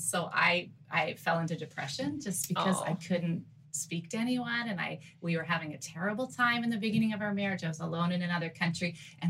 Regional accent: Baltimore, Maryland, United States; moved away as an adult; also born or lived in Guadalajara, Mexico; I'm from Baltimore, Maryland

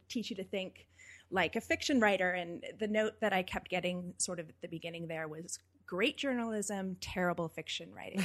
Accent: Napa Valley, California, United States; I'm from Napa Valley

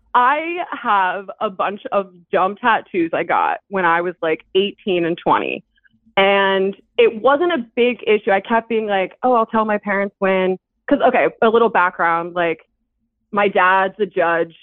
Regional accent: New Jersey, United States; now in Philadelphia, United States; I'm from Jersey, but I live in Philadelphia

